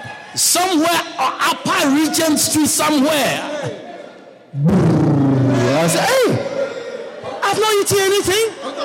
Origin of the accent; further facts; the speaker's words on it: Guyana; You know how Guyanese, we like Thanksgiving.